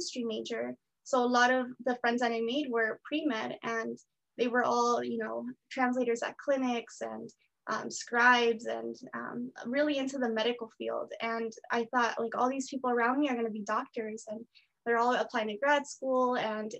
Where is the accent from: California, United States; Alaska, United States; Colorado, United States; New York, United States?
California, United States; San Jose; I was born here in San Jose, California. I attended school here